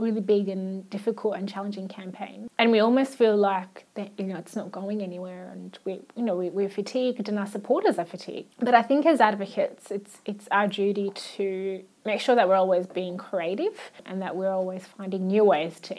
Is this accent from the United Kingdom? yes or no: no; Australia; first language Arabic; English is a second language; also born or lived in Iraq; growing up in Australia